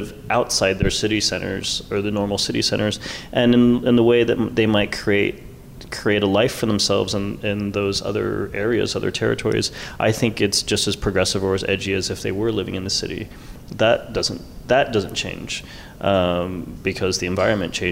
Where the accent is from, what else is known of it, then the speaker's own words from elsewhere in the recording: New York, United States; now in Los Angeles, United States; I'm from New York and I live in Los Angeles